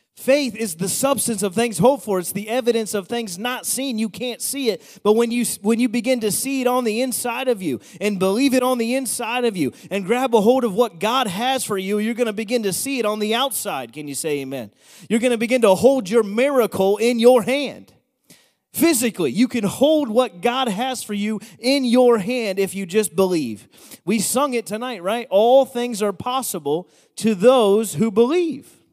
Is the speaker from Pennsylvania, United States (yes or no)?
yes; Bethlehem, Pennsylvania, United States; I'm from Bethlehem